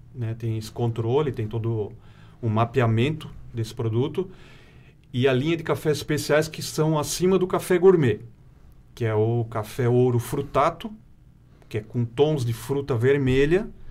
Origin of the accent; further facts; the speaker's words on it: Ibirama, Santa Catarina, Brazil; Eu sou natural da cidade de Ibirama, uhum. né? moro atualmente em Ibirama também